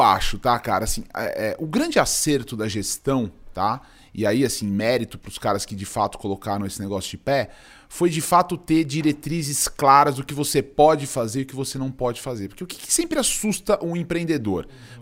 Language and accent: Portuguese; Cajati, São Paulo, Brazil; eu sou paulistano, eu nasci em São Paulo, mas eu fui muito cedo, eu fui morar no interior. eu morei, eu morei no Vale do Ribeira, numa cidade chamada Cajati